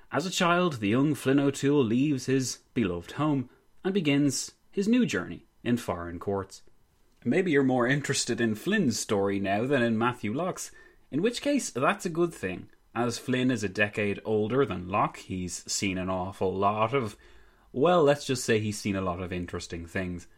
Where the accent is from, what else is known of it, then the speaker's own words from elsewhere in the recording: Ireland; being Irish is that we natives